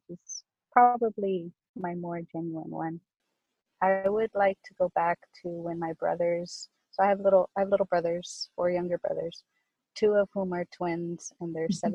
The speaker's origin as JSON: {"language": "English", "town": "South Gate", "region": "California", "country": "United States", "tie": "born or raised there", "said": "I was born and raised in Southgate, which is southeast Los Angeles."}